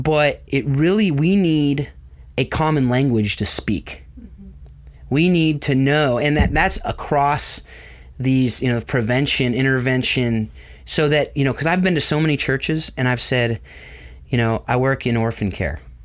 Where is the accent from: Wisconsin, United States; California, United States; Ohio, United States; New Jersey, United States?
California, United States; Southern; also born or lived in Atlanta; I was born and raised in Southern California